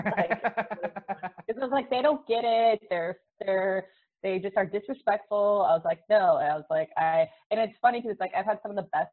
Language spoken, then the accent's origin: English; Buffalo, New York, United States; moved away as an adult; now in Los Angeles, United States; I grew up in Buffalo, New York, but I've lived in LA since I was 19